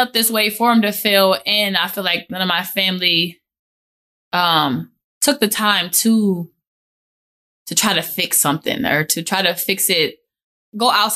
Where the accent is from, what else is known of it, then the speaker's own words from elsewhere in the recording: Minneapolis, Minnesota, United States; I went to San Miguel in South Minneapolis, and they're a Catholic private school